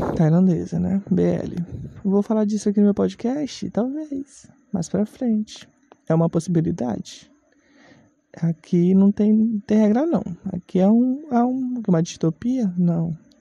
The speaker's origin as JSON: {"language": "Portuguese", "region": "Maranhão", "country": "Brazil", "said": "Inclusive eu sou do Maranhão"}